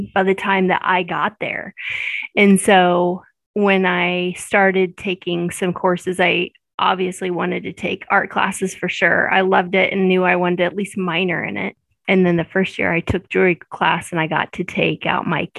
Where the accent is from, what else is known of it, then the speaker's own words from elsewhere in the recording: Maryville, Missouri, United States; I was born and raised in Maryville